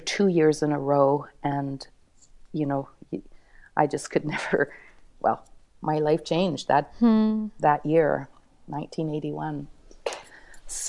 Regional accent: Thunder Bay, Ontario, Canada; I'm from Thunder Bay, Ontario

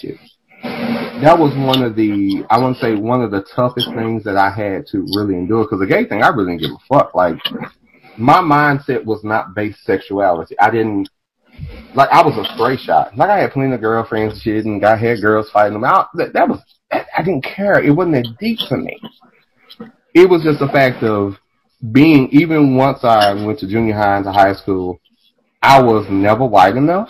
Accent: Dallas, Texas, United States; I grew up in Oak Cliff, grew up in South Dallas

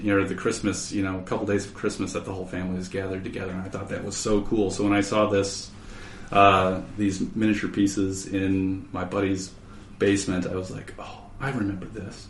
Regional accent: Minneapolis–Saint Paul, Minnesota, United States; I grew up in the Twin Cities here.

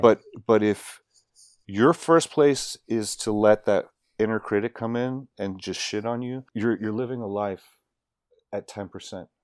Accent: Miami, Florida, United States; I grew up in Miami

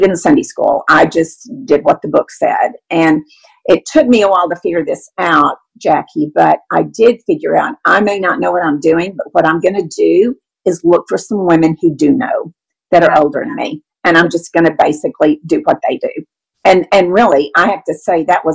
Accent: Austin, Texas, United States; now in Dallas, United States; I'm originally from Austin, Texas, grew up in an SBC church

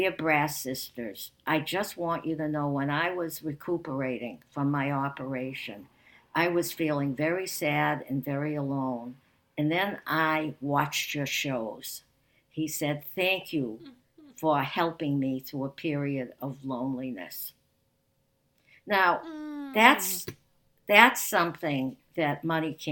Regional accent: Winthrop, Massachusetts, United States; growing up in Winthrop

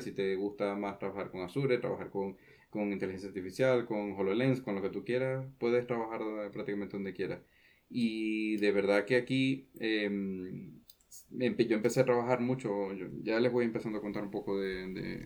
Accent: Venezuela; accent: Venezuelan; moved away as an adult; now in Santa Cruz de Tenerife, Spain; en realidad soy venezolano

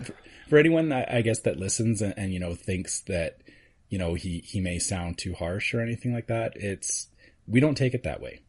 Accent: Canada; being Canadian, we've already had Thanksgiving

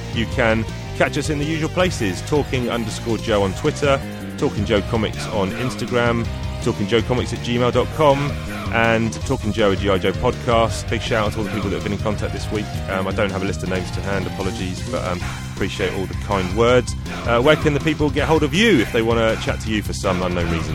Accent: United Kingdom

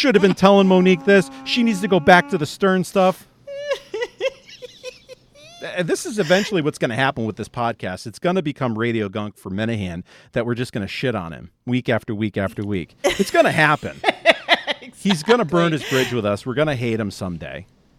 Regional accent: Philadelphia, Pennsylvania, United States; I really like your Philadelphia because I'm from Philly too.

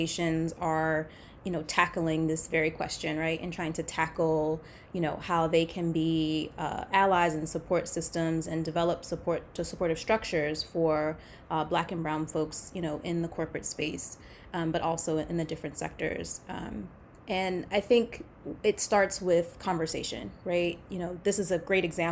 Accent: Baltimore, Maryland, United States; I grew up in Baltimore, Maryland.

